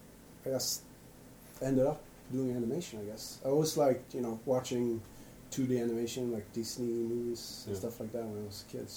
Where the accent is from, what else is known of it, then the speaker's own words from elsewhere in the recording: Sweden; also born or lived in San Francisco; now in Norway; I'm from Sweden, actually.